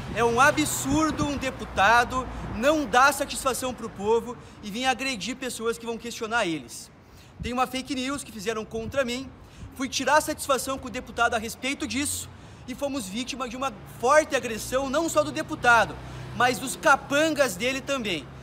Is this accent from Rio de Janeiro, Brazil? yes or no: no; Água Boa, near Paiçandu, Paraná, Brazil; lá na minha cidade quando eu era adolescente, lá em Água Boa, aí perto de Paysandu